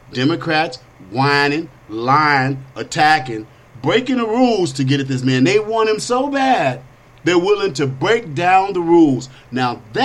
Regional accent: United States; I am an American, a Christian, a conservative, and I'm black.

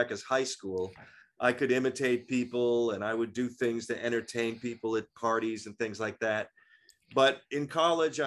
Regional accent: Pittsburgh, Pennsylvania, United States; moved away; my hometown, Pittsburgh

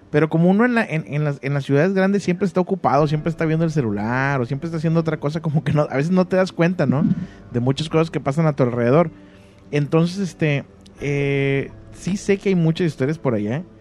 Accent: Chetumal, Quintana Roo, Mexico; La chetumaleña, soy la de Chetumal, Quintana Roo

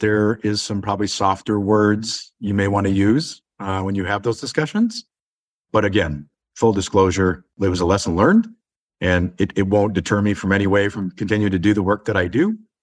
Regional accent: Inver Grove Heights, Minnesota, United States; I grew up in the suburbs of Saint Paul, Minnesota.

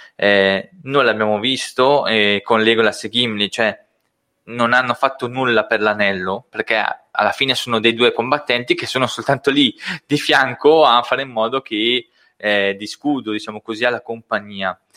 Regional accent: Brescia, Lombardy, Italy; accent: Brescian dialect; first language Brescian; io parlo in dialetto bresciano, è nella mia forma

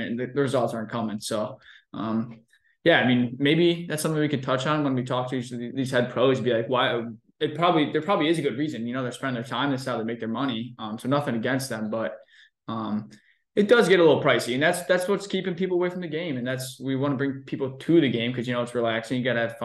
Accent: Ohio, United States; now in Chicago, United States; born and raised in Ohio

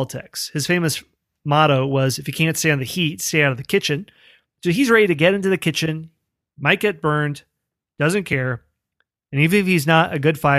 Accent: Missouri, United States; I'm from Missouri

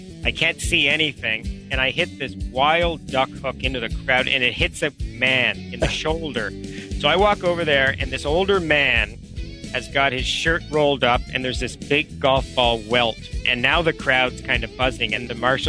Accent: Ottawa, Ontario, Canada; I'm a Canadian, and we grew up around golf, my brother and I, because my dad was a golf professional. He was a golf professional for 40 years at the same club in Canada, one of the top private clubs called the Ottawa Hunt and Golf Club

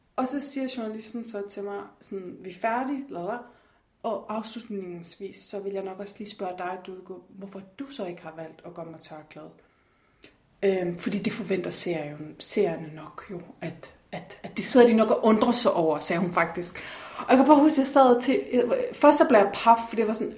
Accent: Denmark; jeg er fra Jylland

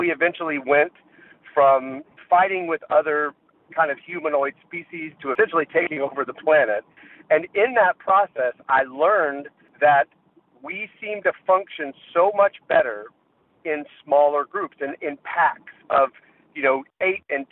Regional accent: Jacksonville, Florida, United States; moved away; also born or lived in Northeast United States; I'm originally from Jacksonville, Florida, and that's really where I kind of cut my musical teeth. My dad listened to jazz a lot when I was a kid

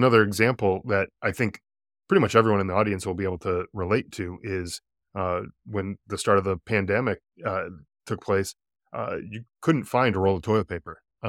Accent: East Coast, United States; now in Arizona, United States; You know, it's interesting because I'm originally from the East Coast, moved out to Arizona here where I am

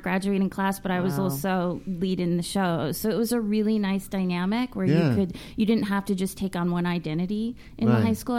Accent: Catskill Mountains, New York, United States; now in Los Angeles, United States; I grew up about 2 hours up in the Catskill Mountains

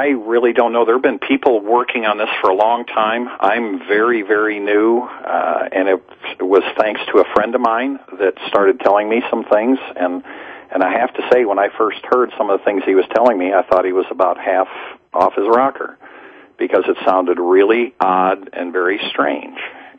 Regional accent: Dallas, Texas, United States; No, I'm from Dallas.

